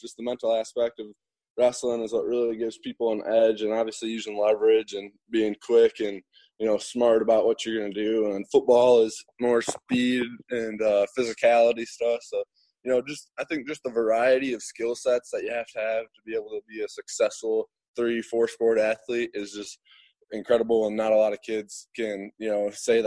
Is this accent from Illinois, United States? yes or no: yes; Winnebago, Illinois, United States; also born or lived in Byron; when I lived in Winnebago, which is just 15 minutes away from Myron.